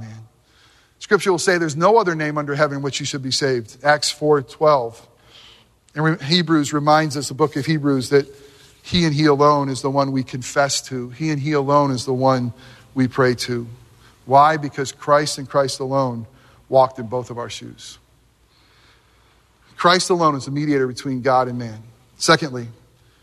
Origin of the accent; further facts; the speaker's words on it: Northeast, United States; moved away; growing up in the Northeast